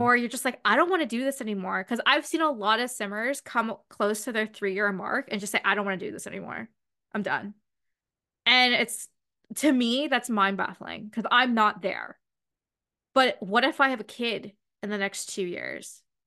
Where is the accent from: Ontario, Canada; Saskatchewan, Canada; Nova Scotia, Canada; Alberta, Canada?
Ontario, Canada; London; I'm from London